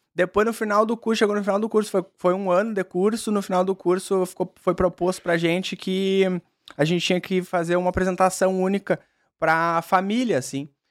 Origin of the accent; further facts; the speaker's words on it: Caxias do Sul, Rio Grande do Sul, Brazil; also born or lived in Porto Alegre; Sou natural de Caxias do Sul